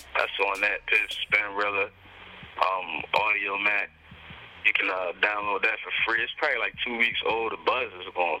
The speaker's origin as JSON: {"language": "English", "town": "Cambridge", "region": "Maryland", "country": "United States", "said": "I'm from Cambridge, Maryland, a small town in Maryland."}